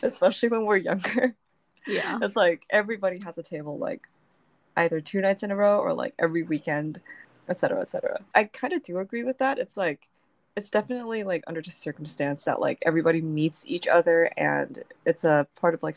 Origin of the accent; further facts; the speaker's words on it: Taiwan; moved away as an adult; I was raised in Taiwan, like, for 18 years. I'd never lived abroad